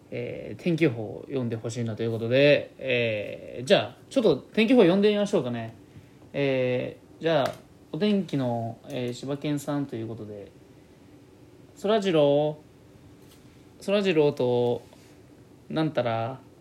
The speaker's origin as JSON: {"language": "Japanese", "town": "Kani", "region": "Gifu", "country": "Japan", "accent": "Gifu accent", "said": "岐阜県出身だからということで、岐阜県のどこになるんですかね。僕はまあカニの方の名古屋寄りなんですよ"}